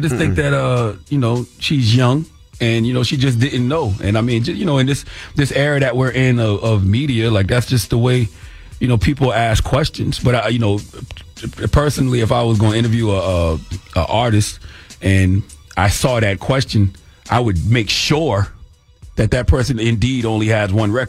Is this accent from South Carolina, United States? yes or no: yes; South Carolina, United States; First of all, man, I'm from South Carolina, 803-843-864 all day.